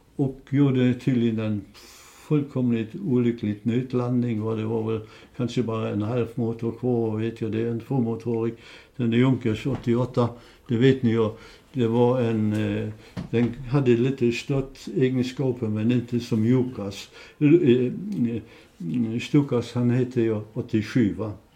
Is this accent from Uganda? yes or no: no; Ząbkowice Śląskie, Lower Silesian Voivodeship, Poland; also born or lived in Peterwitz, Silesia; now in Sweden; jag är uppväxt i Frankenstein